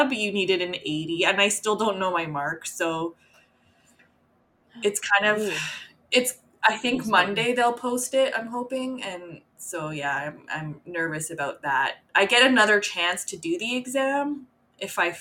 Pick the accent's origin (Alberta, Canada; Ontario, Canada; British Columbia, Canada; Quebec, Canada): Alberta, Canada; Edmonton; I grew up in Edmonton